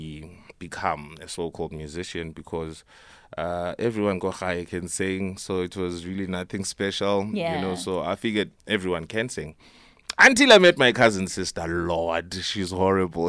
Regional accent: Johannesburg, Gauteng, South Africa; born or raised there; also born or lived in Nelspruit, Mpumalanga / Eastern Cape

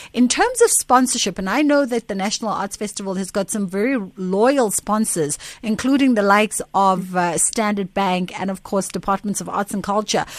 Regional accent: South Africa; as a South African

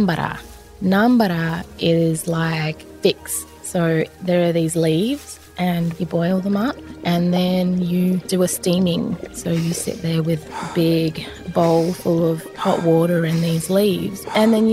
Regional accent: Arnhem Land, Northern Territory, Australia; now in Sydney, Australia; I'm an actress, a Yolngu woman, and I grew up in Arnhem Land

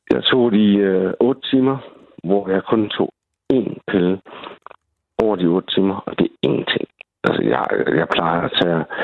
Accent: Svendborg, Southern Denmark, Denmark; also born or lived in Greenland; Jeg er fra Svendborg. Øhm, født og vokset, ikke? Originalt. Men, men jeg har også boet i Grønland i fem år.

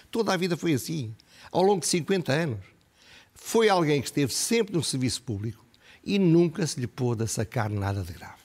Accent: Portugal; como portugueses

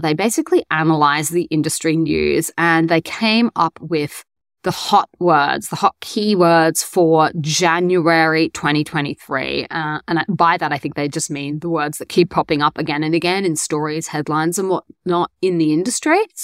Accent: Brisbane, Queensland, Australia; moved away as an adult; now in Korea; I am back in my hometown of Brisbane

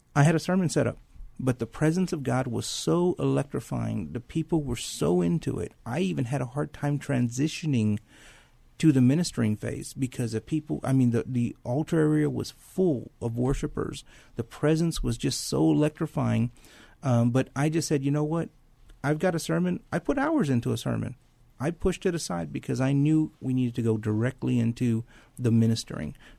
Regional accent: San Antonio, Texas, United States; I grew up in San Antonio, went to Thomas Jefferson High School

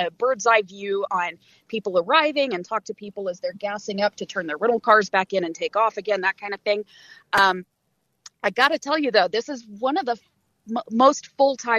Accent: Lexington, Kentucky, United States; now in Salt Lake City, United States; Lexington, Kentucky, my hometown

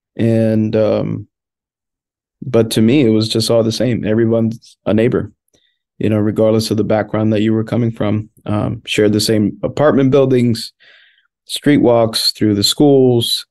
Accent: Washington, District of Columbia, United States; first language Spanish; English is a second language; I grew up in Washington, D.C., born and raised

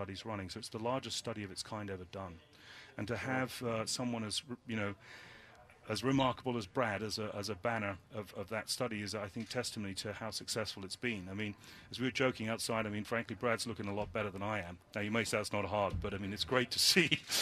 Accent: United Kingdom; now in United States; I'm British.

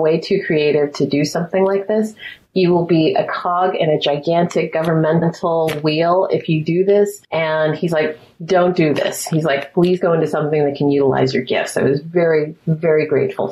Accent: Altadena, California, United States; also born or lived in Mount Vernon, New York; I grew up in Altadena

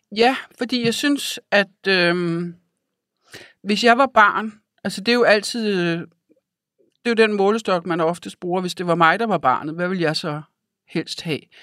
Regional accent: Denmark; also born or lived in Africa; af min barndom har jeg jo tilbragt i Danmark

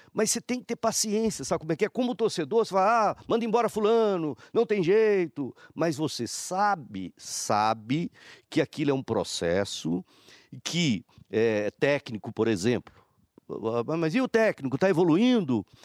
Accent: Patos de Minas, Minas Gerais, Brazil; moved away; eu, Patos de Minas, é minha terra

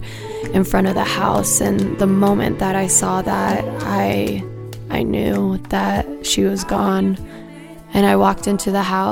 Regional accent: Seattle, Washington, United States; I'm from Seattle

